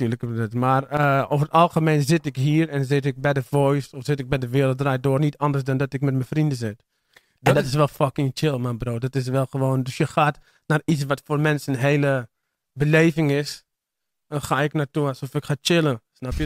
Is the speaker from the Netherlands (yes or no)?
yes; Amsterdam, North Holland, Netherlands; Ik ben voornamelijk opgegroeid in Amsterdam-Oost en in eh, Amsterdam-Zuid in de Pijp.